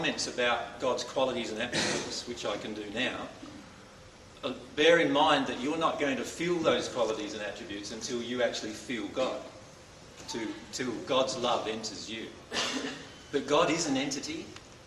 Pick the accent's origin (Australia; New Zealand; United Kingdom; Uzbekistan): Australia; Loxton, South Australia; moved away as an adult; now in Queensland, Australia; I was born in Loxton in South Australia